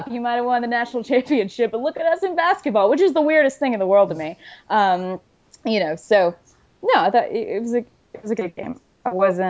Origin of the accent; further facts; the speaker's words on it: Arkansas, United States; moved away as an adult; also born or lived in Oxford, Mississippi / Jackson, Mississippi; now in Birmingham, United States; I grew up in Arkansas and I ended up at Ole Miss